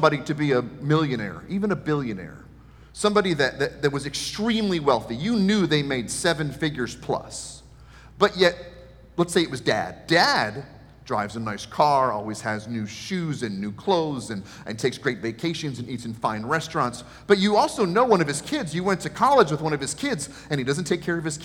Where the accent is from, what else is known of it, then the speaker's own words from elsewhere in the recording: Maryland, United States; moved away; I'm from Maryland